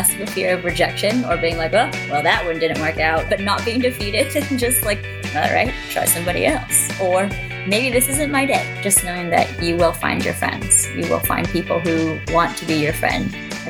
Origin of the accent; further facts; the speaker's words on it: Bay Area, California, United States; moved away as an adult; also born or lived in Los Angeles / Washington DC / Australia; I grew up in the Bay Area, went to school in LA, spent a year in Denver, a summer in Chicago, moved to Hawaii, back to California, DC for almost 4 years